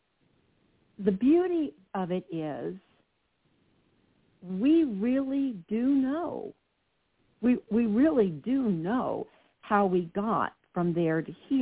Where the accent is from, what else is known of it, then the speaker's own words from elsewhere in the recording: New Jersey, United States; I'm from Jersey